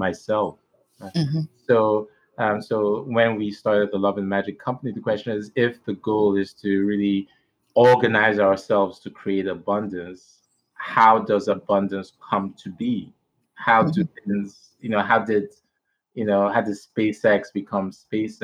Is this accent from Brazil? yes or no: no; eastern Nigeria, Nigeria; now in New York, United States; I was born in Nigeria in the east, eastern part. So I'm Igbo by ethnicity